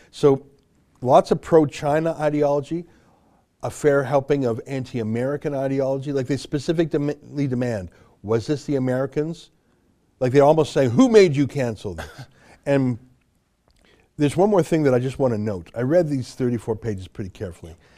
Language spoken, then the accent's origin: English; Canada; I'm a Canadian journalist and author.